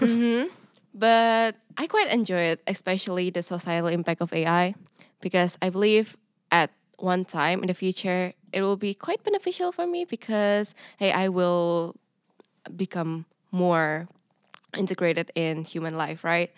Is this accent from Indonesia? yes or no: yes; Indonesia; English is a second language; moved away as an adult; now in Nijmegen, Netherlands; I'm an international student, an exchange student from Indonesia.